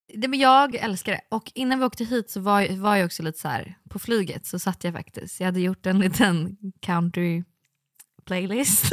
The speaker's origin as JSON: {"language": "Swedish", "country": "Sweden", "said": "vi är svenskar"}